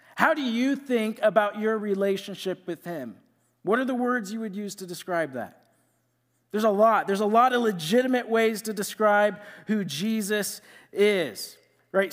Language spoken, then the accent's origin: English; Iowa, United States; moved away as an adult; now in Mankato, United States; I'm from Iowa, and I went to Iowa State